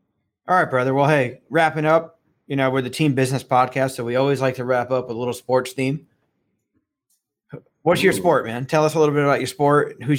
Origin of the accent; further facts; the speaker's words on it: New Jersey, United States; now in Los Angeles, United States; Well, I grew up a New Jersey Devils fan. because I grew up in New Jersey. Okay. But since I moved out west 21 years ago